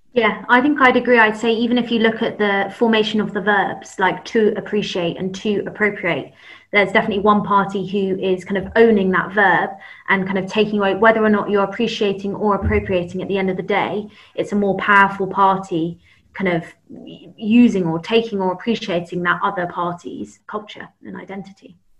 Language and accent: English; London, United Kingdom; also born or lived in Camberwell/Peckham, London; I grew up in London, but Southwest London um, kind of Teddington, Twickenham, Kingston area